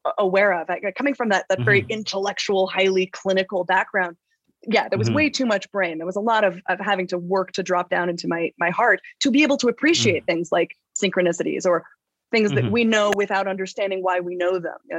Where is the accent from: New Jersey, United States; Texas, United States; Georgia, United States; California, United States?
California, United States; Los Angeles; I'm a kid from Los Angeles. I grew up, my parents were actors. I grew up in the chaos of the Los Angeles upbringing